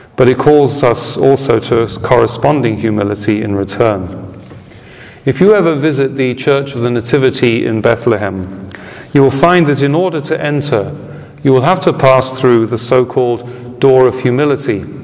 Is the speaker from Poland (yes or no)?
no; United Kingdom; moved away; my home country of origin